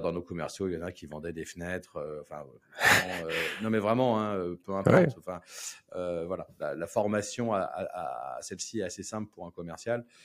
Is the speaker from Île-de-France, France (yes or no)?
yes; Paris, Île-de-France, France; moved away as an adult; now in La Rochelle, France; je suis né à Paris. Hein. Je suis né dans le 15e. Euh, j'ai vécu euh, jusqu'à 35 ans à Paris